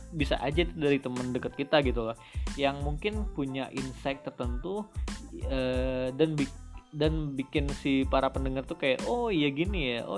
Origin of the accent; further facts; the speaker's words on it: Padang, West Sumatra, Indonesia; now in Jakarta, Indonesia; orang Padang ya, asalnya kita, Padang. Kita ya? aslinya kita, Padang dan kita sekarang merantau uh, di nah, Jakarta. Jakarta.